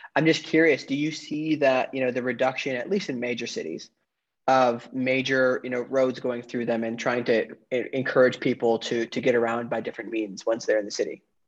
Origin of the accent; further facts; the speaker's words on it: northwoods of Wisconsin, United States; also born or lived in New York City; now in Florida, United States; I'm originally from the northwoods of Wisconsin. I lived in New York City and now I'm in Florida